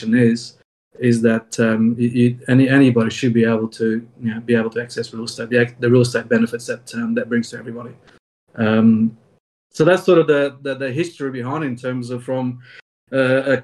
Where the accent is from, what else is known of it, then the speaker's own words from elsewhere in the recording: Australia; I'm an Australian CPA accountant